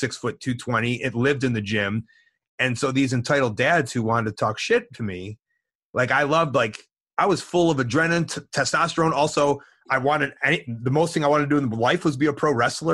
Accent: Deerfield, United States; I'm from Deerfield

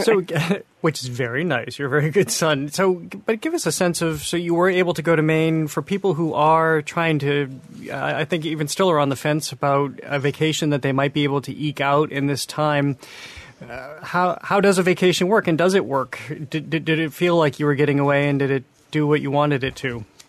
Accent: Massachusetts, United States; I am from Massachusetts.

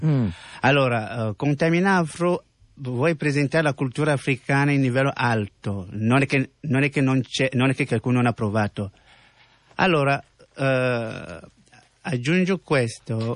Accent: Cameroon; Italian is a second language; moved away as an adult; now in Italy; io ho lasciato il mio paese, eh, Camerun

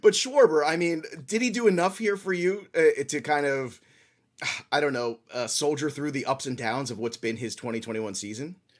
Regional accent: New York, United States; As a kid growing up in New York

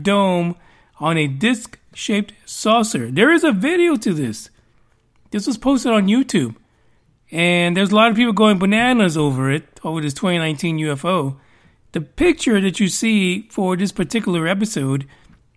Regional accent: New York, United States; growing up in New York, I used to listen to a lot of reggae.

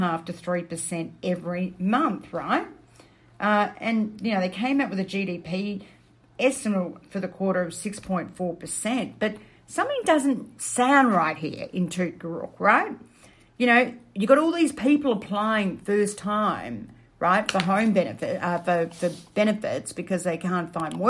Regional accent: Melbourne, Victoria, Australia; Melbourne, my hometown

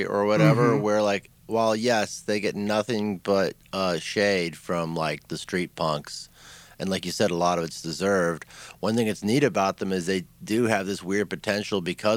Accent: Detroit, Michigan, United States; now in Atlanta, United States; I'm from Detroit originally.

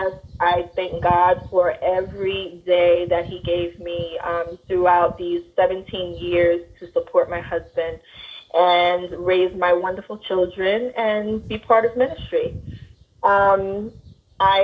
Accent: New York City, New York, United States; also born or lived in Bronx, New York; I live and breathe in the Bronx. I was born in Brooklyn. A New York gal

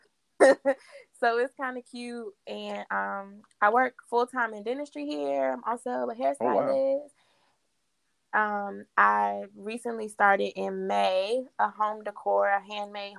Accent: Waldorf, Maryland, United States; moved away as an adult; now in Charlotte, United States; I grew up in Waldorf with Rashad.

